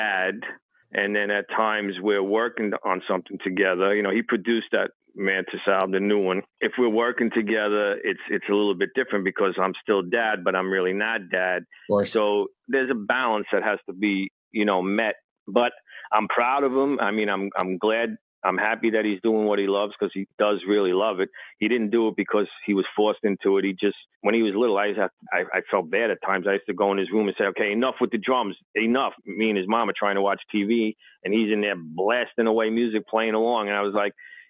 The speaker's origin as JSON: {"language": "English", "town": "New York City", "region": "New York", "country": "United States", "tie": "born or raised there", "said": "I came from Brooklyn"}